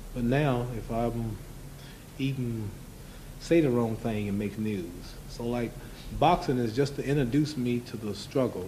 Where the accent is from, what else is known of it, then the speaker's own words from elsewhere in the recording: United States; I had to leave that restaurant in my hometown where I went to church